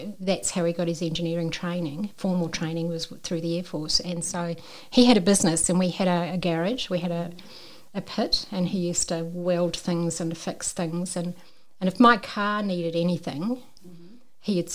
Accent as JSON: {"language": "English", "country": "New Zealand", "accent": "Kiwi", "said": "I'm a Kiwi, as you can probably tell by the accent"}